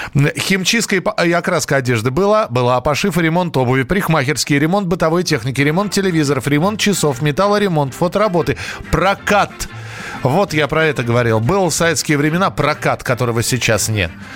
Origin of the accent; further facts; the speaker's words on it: Moscow, Russia; я родился и вырос в Москве